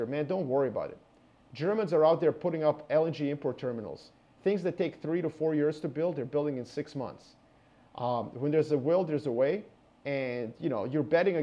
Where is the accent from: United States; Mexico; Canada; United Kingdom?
Canada; I'm Canadian